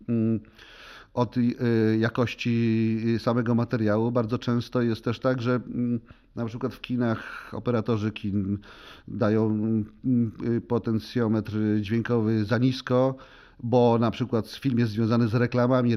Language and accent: Polish; Poland; first language Polish; w moim ojczystym języku